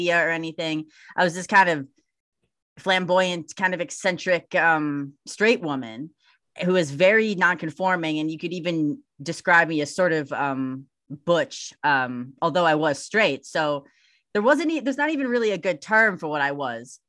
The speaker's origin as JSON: {"language": "English", "town": "Milwaukee", "region": "Wisconsin", "country": "United States", "tie": "born or raised there", "said": "I grew up in Milwaukee, Wisconsin"}